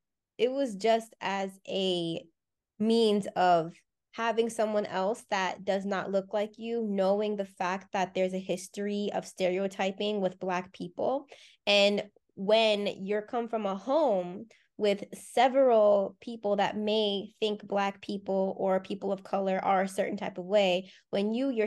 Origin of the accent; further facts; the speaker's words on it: Deep South, United States; I was born and raised in the Deep South.